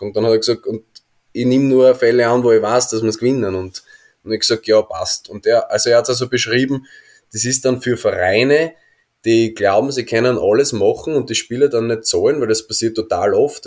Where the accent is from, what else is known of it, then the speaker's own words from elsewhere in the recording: Austria; moved away as an adult; als Österreicher